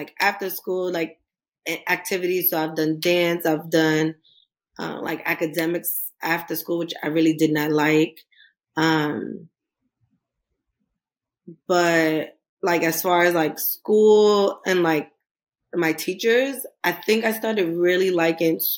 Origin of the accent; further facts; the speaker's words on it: New York City, New York, United States; I am from Queens, New York